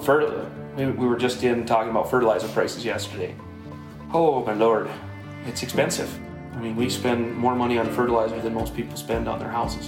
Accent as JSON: {"language": "English", "town": "Dagmar", "region": "Montana", "country": "United States", "tie": "born or raised there", "moved": "yes", "lives_now": "Seattle, United States", "said": "my hometown, Dagmar, Montana"}